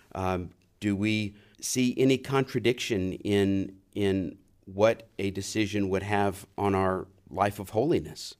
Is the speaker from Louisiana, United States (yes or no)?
yes; New Orleans, Louisiana, United States; I was raised in New Orleans